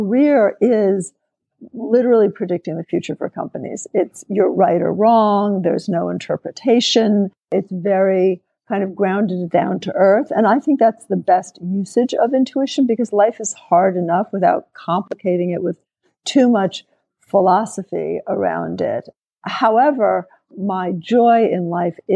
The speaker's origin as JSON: {"language": "English", "town": "New York City", "region": "New York", "country": "United States", "tie": "born or raised there", "said": "I grew up in New York City"}